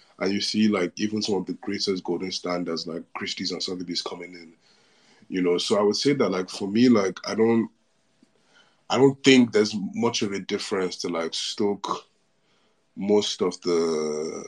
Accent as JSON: {"language": "English", "country": "Nigeria", "said": "as a Nigerian or African"}